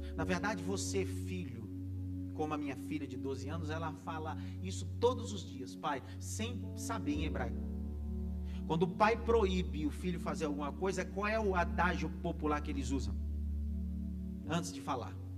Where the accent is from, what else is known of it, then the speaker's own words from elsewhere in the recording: Northeast Region, Brazil; Eu sou de uma família nordestina, graças a Deus, e nordestino de raiz, graças a Deus. Como bom nordestino